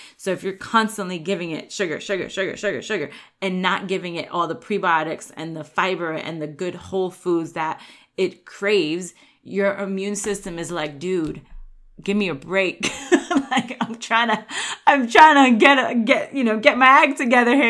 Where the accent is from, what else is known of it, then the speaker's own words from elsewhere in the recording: New York, United States; I grew up in New York